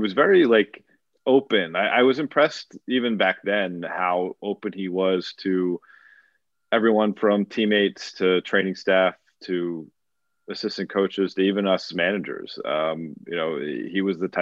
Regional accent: Philadelphia suburbs, Pennsylvania, United States; moved away; also born or lived in Syracuse; I grew up in the Philly suburbs

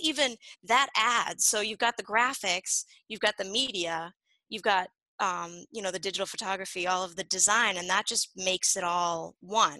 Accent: Nashua, New Hampshire, United States; I'm from Nashua, Nashua, New Hampshire, same area yeah. that Cheshire is. So born and raised here.

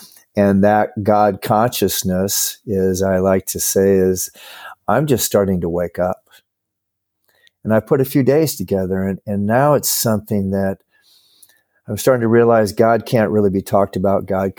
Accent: Nebraska, United States; now in California, United States; But yeah, I always tell everybody I'm from Nebraska. I've been living in California, but I'll always be a Nebraskan.

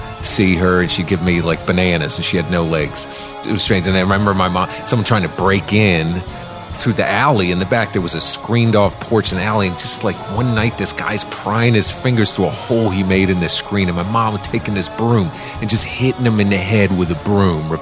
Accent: Washington, District of Columbia, United States; I grew up in Washington, D.C. in the 70s

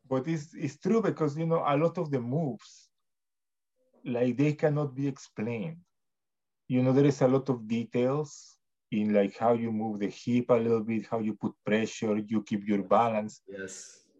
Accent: Mexico; now in Canada; when I came to Canada from Mexico, it was really difficult in a way, right?

